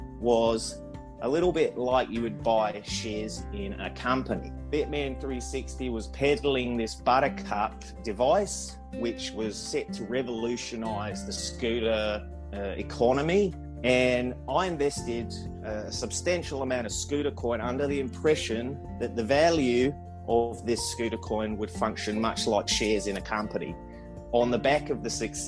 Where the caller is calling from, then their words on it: Netherlands; I'm calling from the Netherlands at the moment. I'm sitting here with my post-production team.